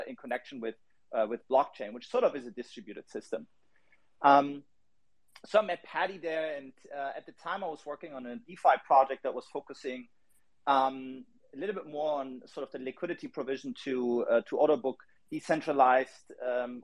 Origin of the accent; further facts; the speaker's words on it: Berlin, Germany; I'm from Berlin